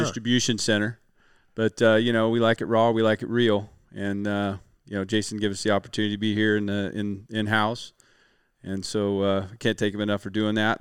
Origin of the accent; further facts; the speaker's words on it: Western Washington, United States; I'm from Washington. We get a lot of rain here in, in, in Western Washington